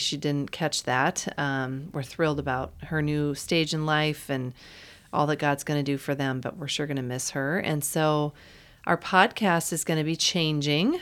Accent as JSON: {"language": "English", "region": "Iowa", "country": "United States", "tie": "born or raised there", "said": "I grew up in Iowa."}